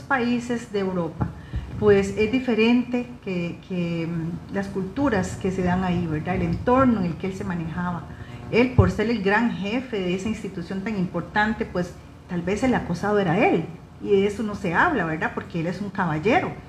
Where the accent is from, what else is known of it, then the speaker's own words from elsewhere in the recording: Costa Rica; Los ticos somos muy dados a eso